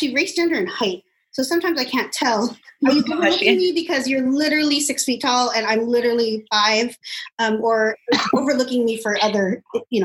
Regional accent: Los Angeles, California, United States; I am Filipino American. My parents came here in the late 60s and I was born

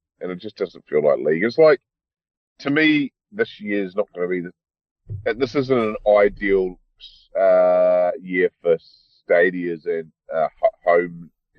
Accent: New Zealand; now in Australia; because I'm a New Zealander, right, so I can actually go there at the moment.

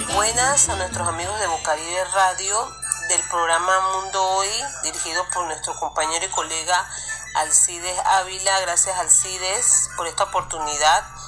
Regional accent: Barranquilla, Atlántico, Colombia; now in Panama; mi tierra natal, Barranquilla

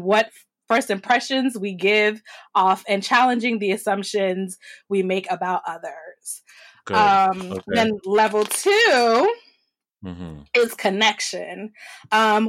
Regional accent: New York, United States; I'm a New Yorker through and through

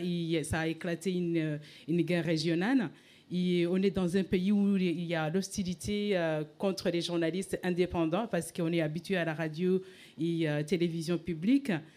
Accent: Rwanda; moved away as an adult; now in France; je viens du Rwanda

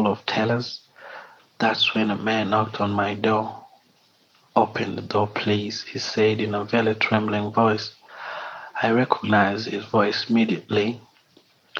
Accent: Kigali, Rwanda; I'm from Kigali, Rwanda.

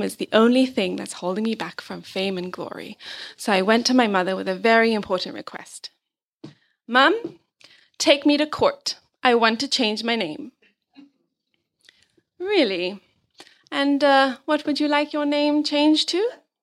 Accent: Zambia; I was brought up in Zambia

